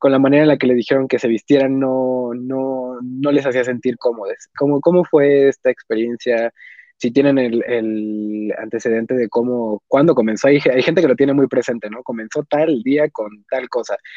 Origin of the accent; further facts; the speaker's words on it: Mexico; nosotros somos de México